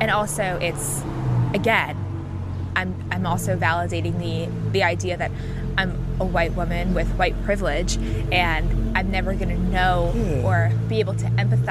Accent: New York, United States; I'm from New York

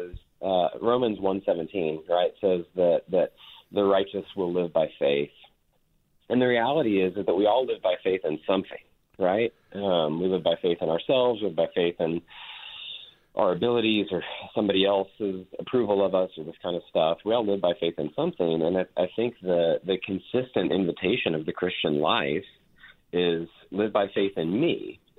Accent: Texas, United States; I was raised in Texas. We mentioned that I live in Fort Worth.

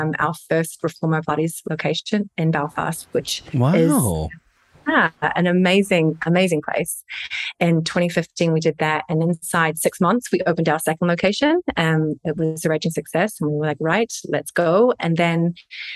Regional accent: Hamilton, Waikato, New Zealand; moved away as an adult; also born or lived in Sydney, Australia / London / Northern Ireland; I'm a Kiwi, so born and raised in Hamilton, New Zealand

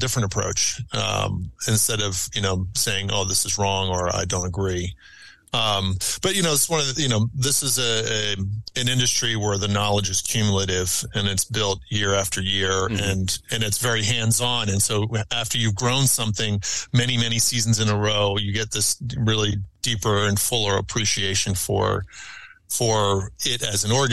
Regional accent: Wilmington, Delaware, United States; I grew up in Wilmington, Delaware

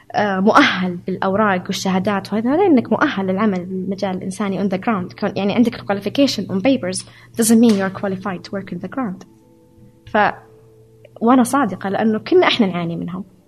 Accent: Saudi Arabia; moved away as an adult; also born or lived in Hungary; أنا سعودية

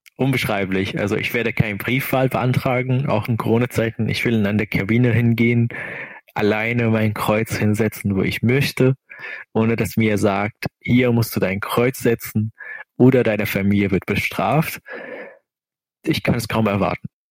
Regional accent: Syria; German is a second language; moved away as an adult; now in Kiel, Germany; Ich habe dort irgendwie meine Kindheit irgendwie schon mal erlebt

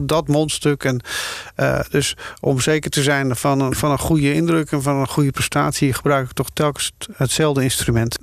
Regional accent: Schoorl, North Holland, Netherlands; moved away; also born or lived in Amsterdam / Hilversum; ik kom uit Schorel, Noord-Holland.

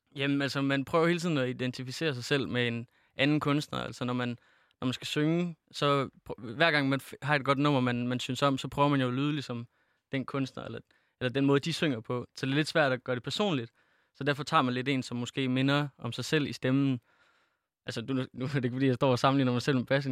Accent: Feldballe, Central Denmark Region, Denmark; der er ikke nogen, der kender den lille by, jeg kommer fra, der hedder Fældballe

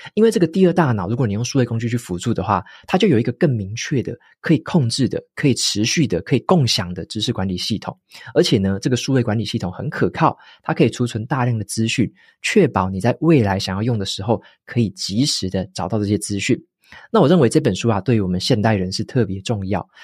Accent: Taiwan; 身为台湾人的我们

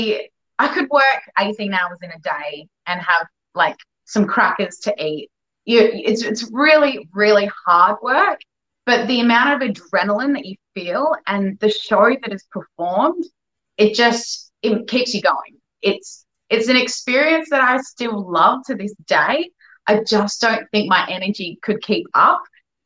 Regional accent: Perth, Western Australia, Australia; moved away as an adult; also born or lived in Melbourne; when I came home from Europe, I was home in Perth for about 2 months

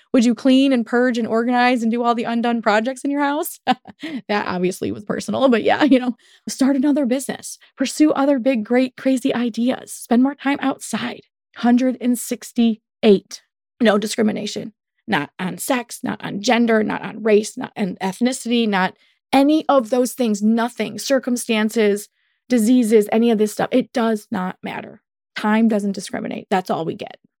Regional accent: United States; Welcome to being American.

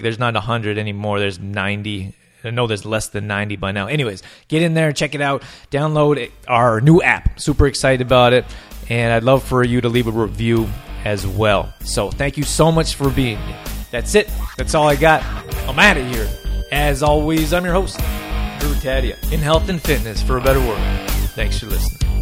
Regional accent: Calgary, Alberta, Canada; moved away; I'm from Can-, Alberta, Calgary, Alberta, we got huge, giant mountains

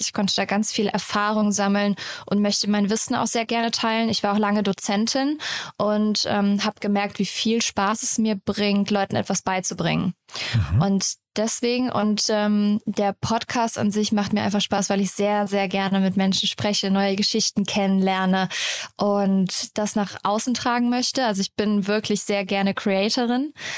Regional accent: Rhineland, Germany; Also ich komme aus dem Rheinland, ich bin relativ locker und so

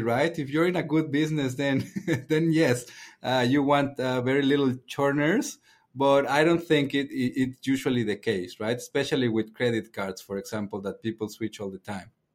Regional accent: Mexico; moved away; I'm from Mexico

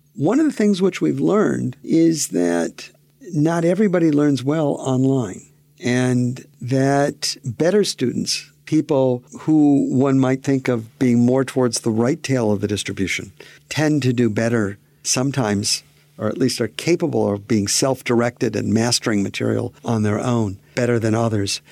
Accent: Pontiac, Michigan, United States; I grew up in Pontiac, Michigan

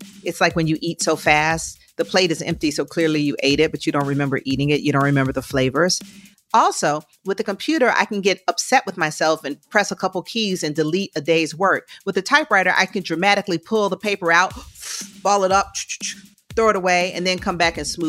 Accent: Georgia, United States; Even though I'm from Georgia, I'm going to get bold and say IHOP for sure.

